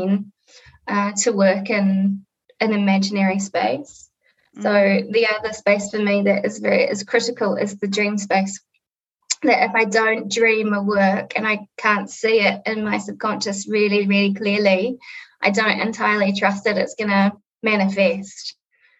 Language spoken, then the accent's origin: English; Auckland, New Zealand; It was just my mum and myself growing up in Northcote on the North Shore of Auckland